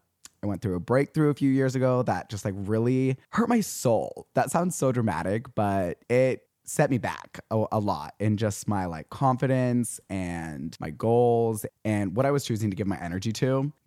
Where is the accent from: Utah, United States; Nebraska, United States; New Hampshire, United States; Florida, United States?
Utah, United States; Payson; born there; So I was born in Payson, Utah, but I moved around my whole life. And yes, Utah. Yes, I grew up Mormon.